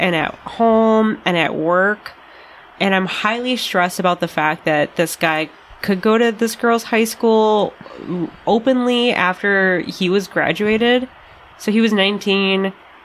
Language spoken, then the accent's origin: English; Wisconsin, United States; This is my hometown